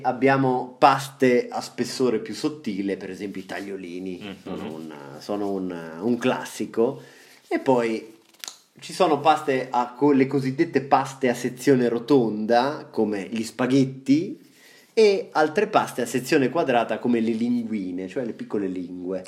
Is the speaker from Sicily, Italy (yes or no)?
no; Marche, Italy